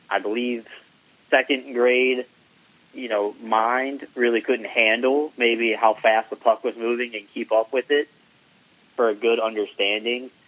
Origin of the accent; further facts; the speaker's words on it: Wake Forest, North Carolina, United States; I lived in Wake Forest my entire life until I went to college um, at ECU.